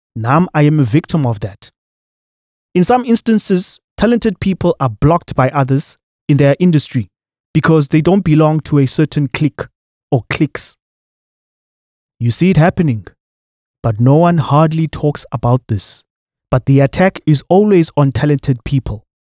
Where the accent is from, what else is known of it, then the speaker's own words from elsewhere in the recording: South Africa; as a citizen of this country